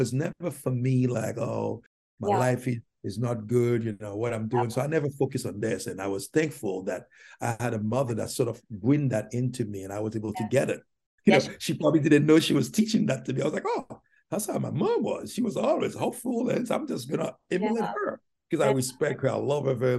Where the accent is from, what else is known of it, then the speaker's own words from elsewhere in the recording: Haiti; English is a second language; moved away as an adult; also born or lived in New York City; now in United States; my tribulation in Haiti, growing up in Haiti